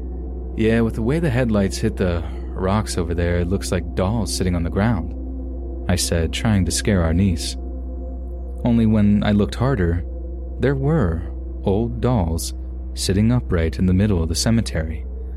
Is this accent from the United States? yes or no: yes; Texas, United States; her son and I all moved to an area close to where I grew up in Central Texas.